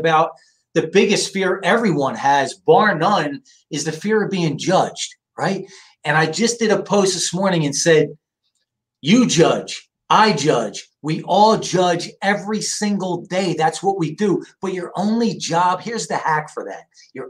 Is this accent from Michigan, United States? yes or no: no; New Jersey, United States; moved away as an adult; now in San Diego, United States; I grew up on the East Coast, Jersey. My family's from South Philly. And I grew up in a very, very masculine, macho world